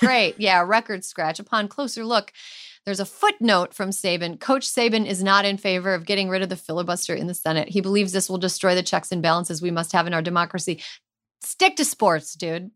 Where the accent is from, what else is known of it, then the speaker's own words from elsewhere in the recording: rural Minnesota, United States; moved away; the closest hospital to my hometown is a half an hour highway drive away